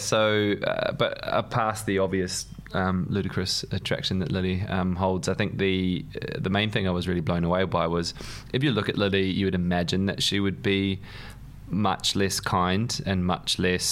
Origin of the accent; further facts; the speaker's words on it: New Zealand; moved away as an adult; now in London, United Kingdom; as you can probably tell by the accent, I grew up in New Zealand, but I wasn't born there